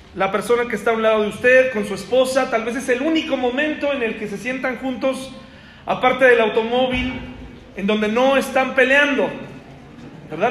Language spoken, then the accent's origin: Spanish; Mexico; soy mexicano